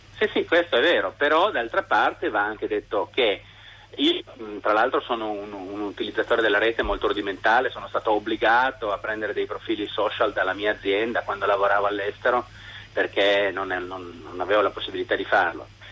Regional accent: Turin, Piedmont, Italy; in questo momento chiamo dal mare, ma in realtà sono torinese.

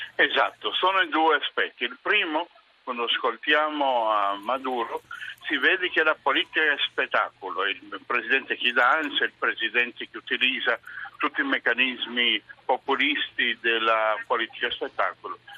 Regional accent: Venezuela; Italian is a second language

